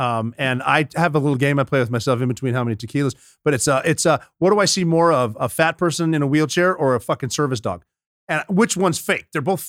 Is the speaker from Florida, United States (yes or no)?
no; Montana, United States; I'm from Montana.